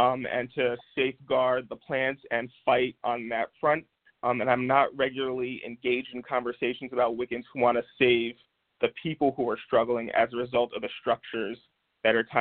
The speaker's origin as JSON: {"language": "English", "town": "Albany", "region": "New York", "country": "United States", "tie": "born or raised there", "said": "in my hometown of Albany, New York"}